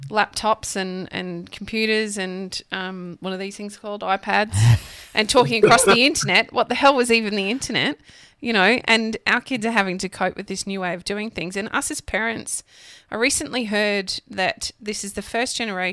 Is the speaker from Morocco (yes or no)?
no; Redcliffe, Queensland, Australia; I grew up in Redcliffe